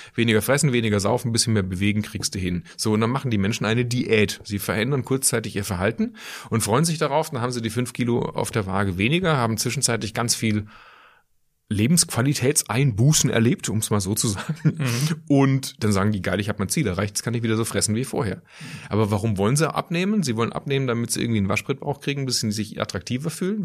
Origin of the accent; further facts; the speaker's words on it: Schwäbisch Hall, Baden-Württemberg, Germany; moved away as an adult; also born or lived in Aachen / Ulm / Düsseldorf; now in Cologne, Germany; ich bin in Süddeutschland aufgewachsen, Kleinstadt Schwäbisch Hall